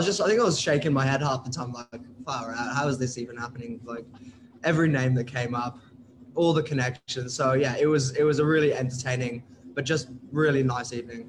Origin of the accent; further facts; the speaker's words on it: United Kingdom; accent: British; moved away as an adult; now in Australia; As you can tell by my British accent, I've got all of my friends, all of my main friends from ages 10 to 22 who live in the UK and in parts of Europe.